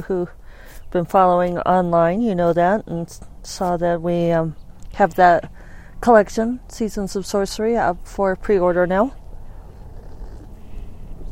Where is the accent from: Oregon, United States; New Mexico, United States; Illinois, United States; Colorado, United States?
Colorado, United States; Denver; I grew up in Denver